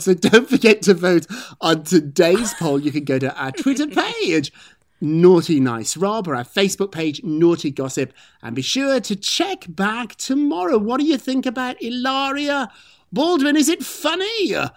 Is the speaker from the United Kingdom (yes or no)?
yes; United Kingdom; now in United States; I'm British